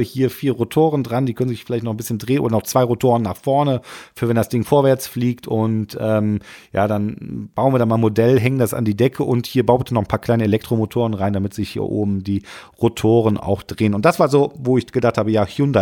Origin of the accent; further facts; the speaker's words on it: Rhineland, Germany; bei uns im Rheinland